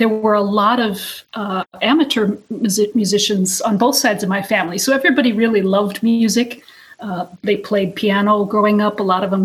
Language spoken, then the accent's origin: English; North Dakota, United States; I grew up in North Dakota